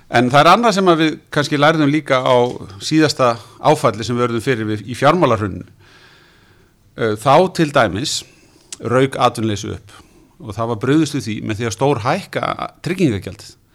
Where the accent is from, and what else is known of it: Iceland